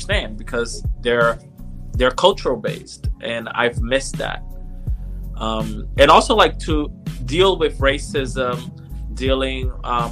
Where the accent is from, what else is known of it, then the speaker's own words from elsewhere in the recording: São Paulo, Brazil; first language Portuguese; English is a second language; moved away as an adult; also born or lived in North Shore, Massachusetts, United States; now in United States; I was born and raised in Brazil. So I'm from São Paulo, Brazil. My family moved here when I was 9 years old.